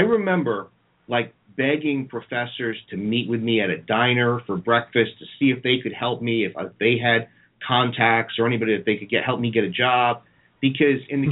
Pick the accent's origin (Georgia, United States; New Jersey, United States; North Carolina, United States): New Jersey, United States; I'm from North Jersey where there's a mall every five steps